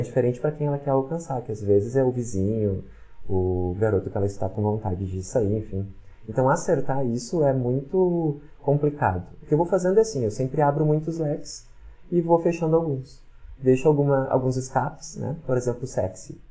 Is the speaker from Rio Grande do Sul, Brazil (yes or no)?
yes; Porto Alegre, Rio Grande do Sul, Brazil; moved away as an adult; now in Caxias do Sul, Brazil; eu sou de Porto Alegre. Quando eu vim pra cá, eu não conhecia ninguém